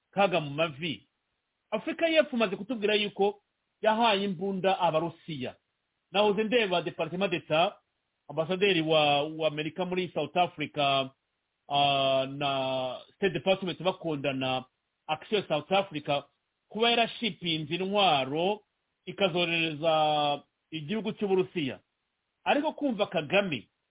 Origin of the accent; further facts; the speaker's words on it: Rwanda; moved away; turi abanyarwanda twavukiye mu rwanda twakuriye mu rwanda